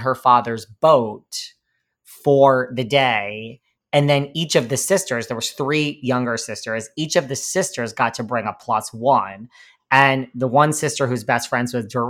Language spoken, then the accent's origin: English; Connecticut, United States; accent: New York; also born or lived in New York; now in New York City, United States; I grew up between New York and Connecticut and I have lived in New York City